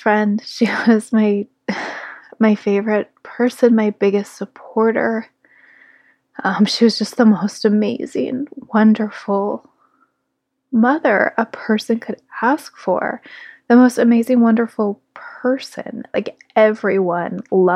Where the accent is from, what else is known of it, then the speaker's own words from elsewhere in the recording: South Lake Tahoe, California, United States; now in Grass Valley, United States; South Lake Tahoe, my hometown, where I was born from my mother's womb, where she raised me and my sister alongside our father